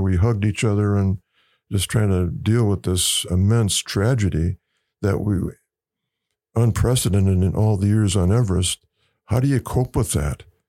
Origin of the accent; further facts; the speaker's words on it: Wisconsin, United States; moved away as an adult; I grew up in Wisconsin